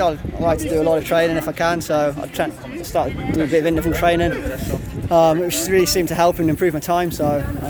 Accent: Swindon, South West England, United Kingdom; now in Baldivis, Australia; I'm from Baldivers, but I'm originally from Swindon in the UK.

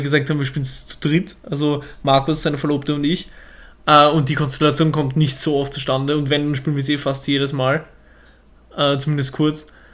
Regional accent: Vienna, Austria; accent: Viennese; ich spreche wienerisch

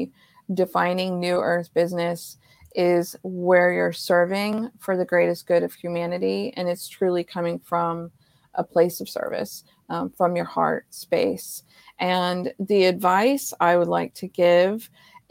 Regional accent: Ohio, United States; I grew up in Ohio

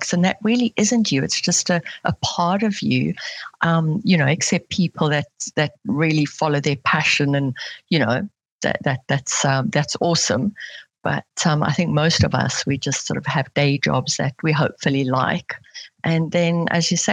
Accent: South Africa; now in Switzerland; I'm originally from South Africa, but I currently live in Switzerland

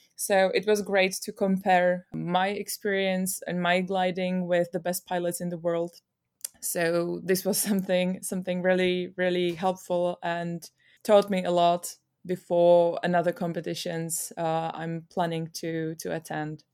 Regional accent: Czechia; I'm from Czech Republic

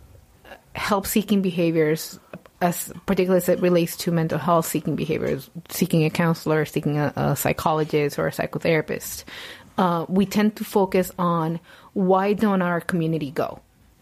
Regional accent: Puerto Rico; English is a second language; moved away

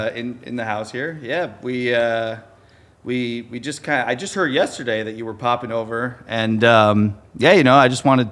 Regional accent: Wheaton, Illinois, United States; I grew up in Wheaton, so that's a good bit closer

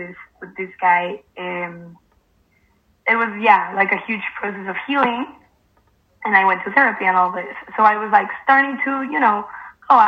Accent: Mexico; now in Spain; I live in Spain right now. I'm from Mexico.

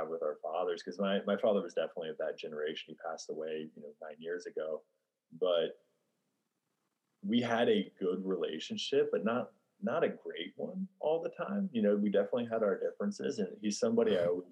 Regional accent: Midwest, United States; growing up in the Midwest. You know, we had a small dairy farm

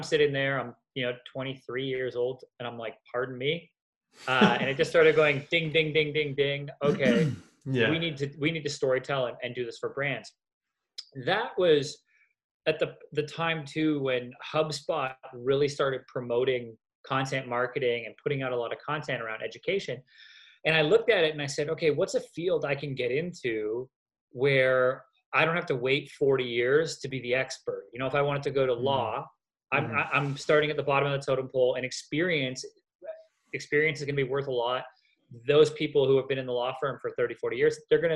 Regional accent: Canada; now in Los Angeles, United States; I'm also Canadian

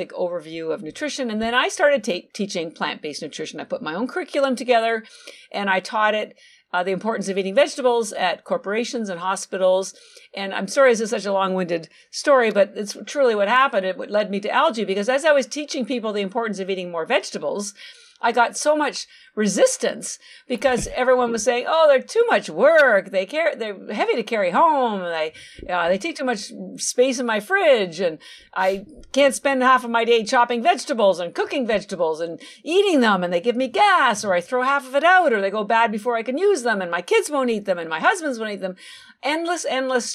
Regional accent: Canada; moved away as an adult; now in Boston, United States; So I'm actually Canadian. My family's still in Canada. All my education, I have an MBA and a bachelor of science, bachelor's degree, all from Canada. But I do live in Boston, Massachusetts, and I've been here about 33 years.

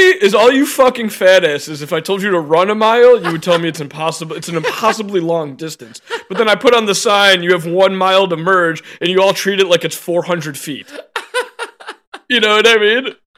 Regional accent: Chicago, Illinois, United States; now in Denver, United States; I come from Chicago.

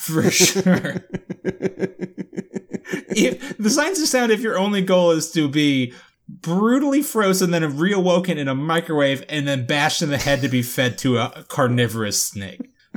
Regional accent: Florida, United States

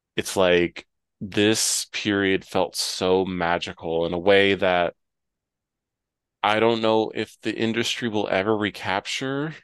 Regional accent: Ohio, United States; now in North Carolina, United States; when I grew up in Ohio, we had tornado sirens.

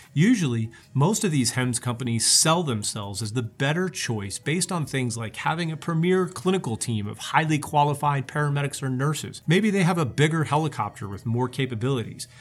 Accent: Oklahoma, United States; here in my home state of Oklahoma

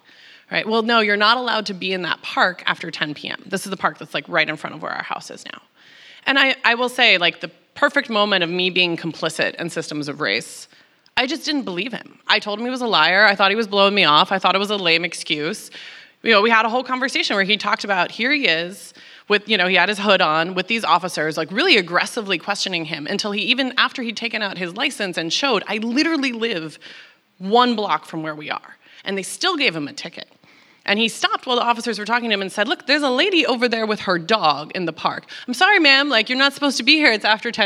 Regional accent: Texas, United States; moved away as an adult; now in New York, United States; I grew up in Texas

